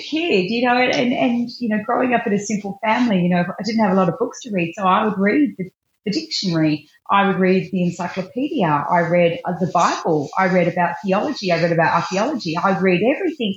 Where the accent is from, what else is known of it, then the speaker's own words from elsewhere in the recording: Melton, Victoria, Australia; also born or lived in Bacchus Marsh; I was raised in I went to school in a little town called Melton